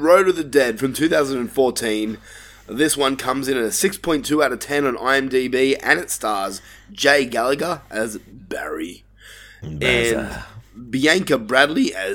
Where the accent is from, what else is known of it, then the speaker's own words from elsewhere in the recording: Australia; I am an Australian person